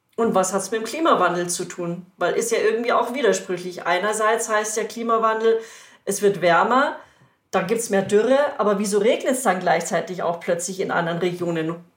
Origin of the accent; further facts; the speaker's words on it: Munich, Bavaria, Germany; bei uns in München